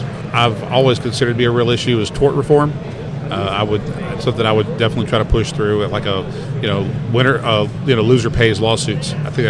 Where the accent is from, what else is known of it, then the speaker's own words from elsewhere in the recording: South Louisiana, United States; Well, see, we're from South Louisiana